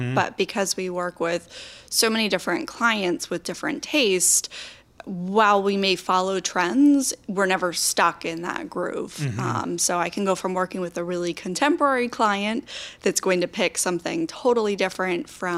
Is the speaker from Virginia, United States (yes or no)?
yes; Warrenton, Virginia, United States; also born or lived in Harrisonburg, Virginia; I grew up in Warrenton, Virginia